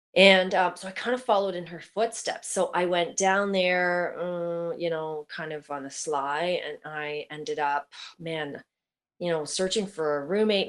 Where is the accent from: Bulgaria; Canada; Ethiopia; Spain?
Canada; Oakville, Ontario; Born and raised in Oakville